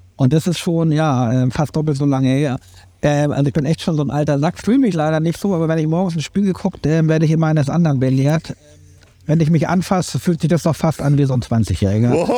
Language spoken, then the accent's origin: German; Berlin, Germany; moved away; also born or lived in Schleswig-Holstein; ich bin halt in Berlin äh, groß geworden